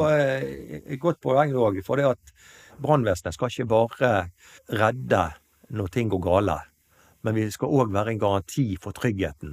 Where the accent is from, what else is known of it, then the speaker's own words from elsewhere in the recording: Kalandseid, Vestland, Norway; moved away as an adult; also born or lived in Nyparadis, Bergen; now in Bergen, Norway; Jeg er opprinnelig fra Kalandseid